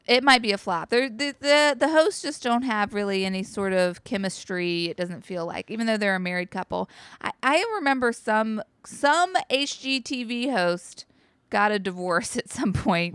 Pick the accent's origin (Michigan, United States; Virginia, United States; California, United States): Virginia, United States; Martinsville; also born or lived in North Carolina; now in New York, United States; I come from Martinsville, Virginia. That's where I was born